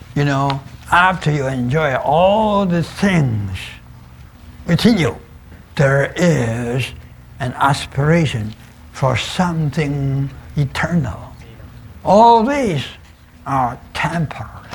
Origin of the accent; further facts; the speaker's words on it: China; I was born in China